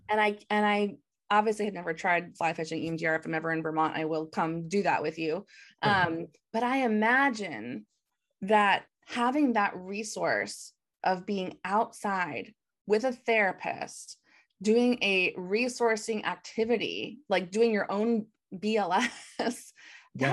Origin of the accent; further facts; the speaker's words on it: Michigan, United States; we're both from from Michigan